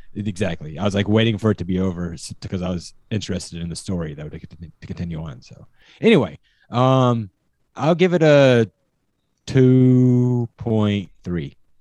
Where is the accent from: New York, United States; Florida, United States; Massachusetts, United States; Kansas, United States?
Kansas, United States; having grown up and having family from Kansas